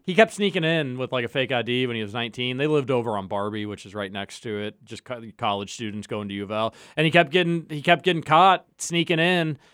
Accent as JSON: {"language": "English", "town": "Louisville", "region": "Kentucky", "country": "United States", "tie": "born or raised there", "said": "I grew up in the Highlands"}